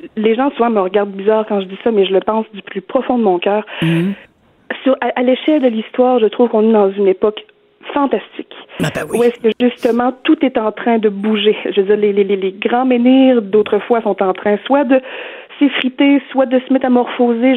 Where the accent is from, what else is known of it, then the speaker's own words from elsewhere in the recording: Beauce, Quebec, Canada; now in Montreal, Canada; J'habite à Montréal, mais moi, je suis Beauceronne